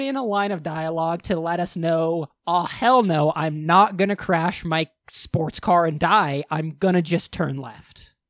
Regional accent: United States

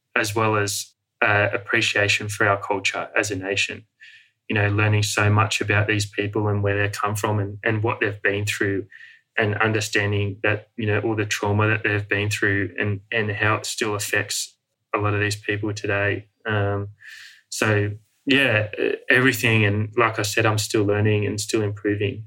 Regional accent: Sydney, New South Wales, Australia; moved away as an adult; also born or lived in Outback Australia; growing up in the Western world and in Sydney

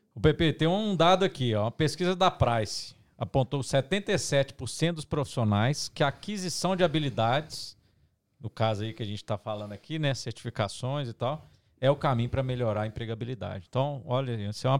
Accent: Minas Gerais, Brazil; Eu sou mineiro

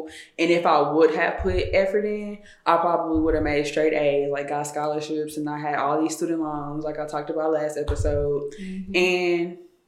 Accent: Tyler, Texas, United States; also born or lived in White House, Texas; I'm from East Texas, so Tyler, okay. North Tyler

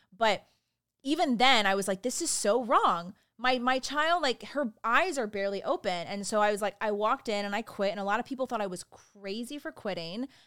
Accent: Richmond Hill, Georgia, United States; I grew up in Richmond Hill, Georgia, there's a little town outside Savannah, Georgia

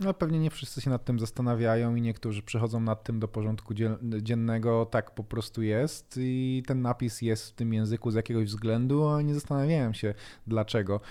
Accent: Bielsko-Biała, Silesian Voivodeship, Poland; ja akurat pochodzę z Bielska Białej

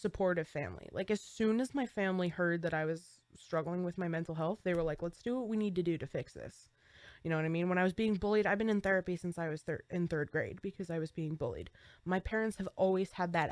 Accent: New Jersey, United States; We're from New Jersey.

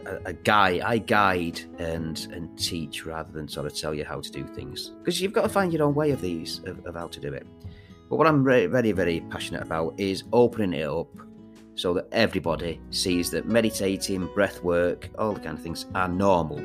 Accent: Manchester, North West England, United Kingdom; I am from Manchester.

